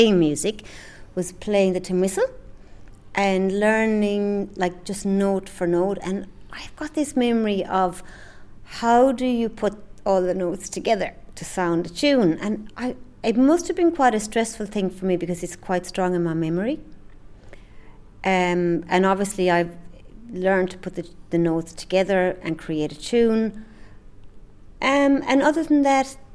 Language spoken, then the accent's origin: English; County Clare, Munster, Ireland; moved away as an adult; also born or lived in London / Sydney, Australia / New Zealand; I'm from County Clare.